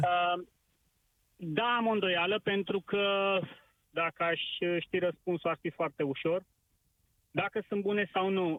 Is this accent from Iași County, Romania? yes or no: no; Pitești, Argeș, Romania; sunt din Pitești